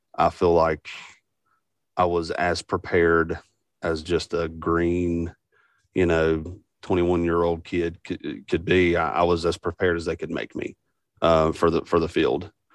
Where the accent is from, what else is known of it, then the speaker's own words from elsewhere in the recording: West Virginia, United States; I'm from Best Virginia